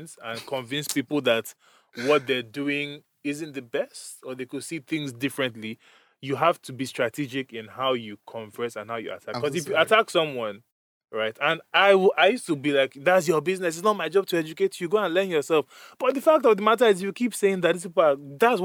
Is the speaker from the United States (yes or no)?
no; Nigeria; moved away; we grew up in Nigeria, so I was socialized in a certain way